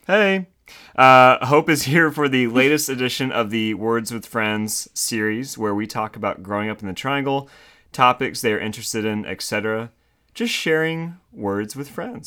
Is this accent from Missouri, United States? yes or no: no; Winston-Salem, North Carolina, United States; now in Raleigh, United States; I grew up in Winston-Salem